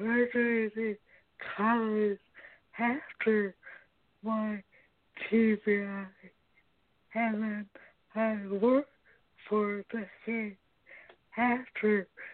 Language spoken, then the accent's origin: English; Chicago, Illinois, United States; now in Springfield, United States; I'm from Chicago, but I live in Springfield, Illinois now. I am 47 years old